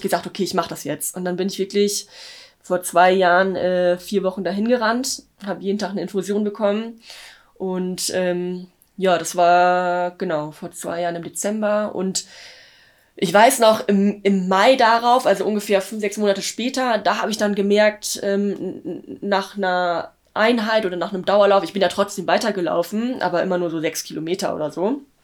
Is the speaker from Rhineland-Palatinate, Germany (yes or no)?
no; Löningen, Lower Saxony, Germany; in Löning in meiner Heimat